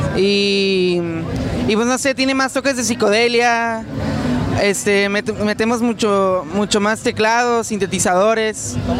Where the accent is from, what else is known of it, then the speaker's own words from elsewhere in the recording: Mexico; nos la rifemos como mexicanos